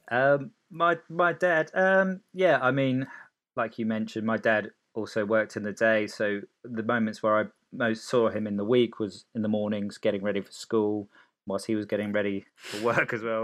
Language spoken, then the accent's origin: English; Cholsey, South East England, United Kingdom; also born or lived in Sicily, Italy; moved to Oxfordshire